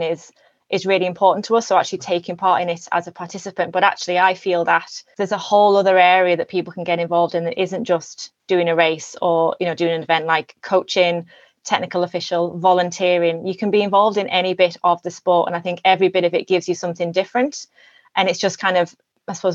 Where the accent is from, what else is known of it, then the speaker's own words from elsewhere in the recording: England, United Kingdom; moved away as an adult; now in Ireland; I'm originally from England. I moved over here in 2011